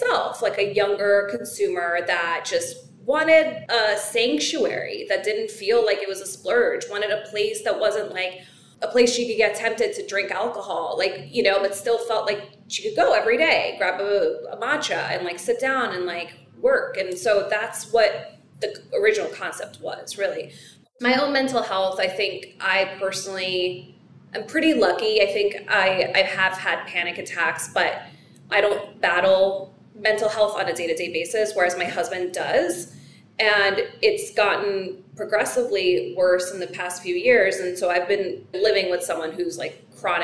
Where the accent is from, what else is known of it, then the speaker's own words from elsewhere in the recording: New York City, New York, United States; as a New Yorker